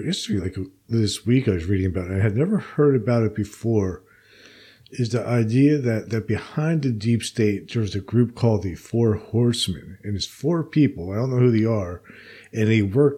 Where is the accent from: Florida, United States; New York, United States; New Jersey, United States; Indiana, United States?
New Jersey, United States; Princeton; I grew up in Princeton